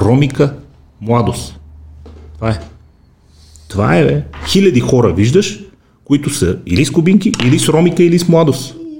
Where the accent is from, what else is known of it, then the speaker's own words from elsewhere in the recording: Bulgaria; викам от България